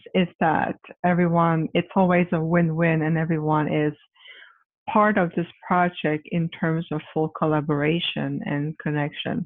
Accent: Quebec, Canada; moved away as an adult; now in Phoenix, United States; I'm originally from Quebec, Canada, but I reside in Phoenix, Arizona

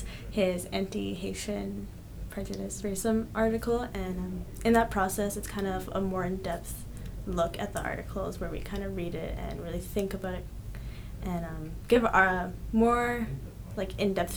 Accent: Canada; also born or lived in Colombia; I was born in Colombia, but I grew up in Canada

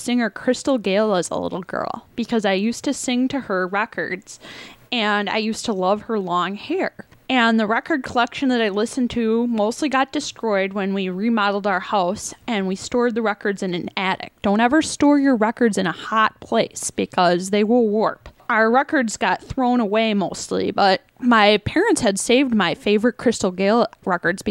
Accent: Evansville, Wisconsin, United States; also born or lived in Madison, Wisconsin / Nashville, Tennessee; I was born in Madison, Wisconsin, and then raised in Evansville, out in the country.

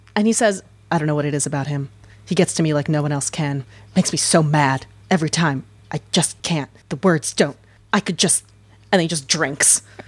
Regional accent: Alaska, United States; moved away; I grew up half my life in Alaska as a daughter of a tour guide

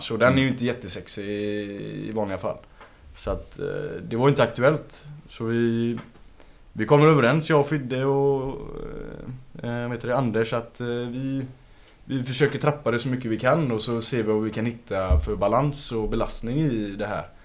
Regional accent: Gothenburg, Västra Götaland, Sweden; Från Gamlestan.

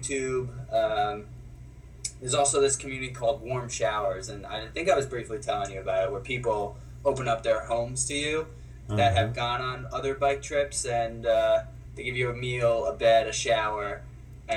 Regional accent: New York City, New York, United States; moved away as an adult; also born or lived in Los Angeles, California; I grew up in Queens, New York. Born and raised there

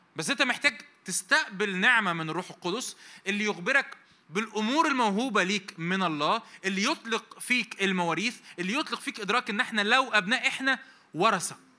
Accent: Egypt; also born or lived in Cairo; احنا مصريين ف وعايشين في القاهره

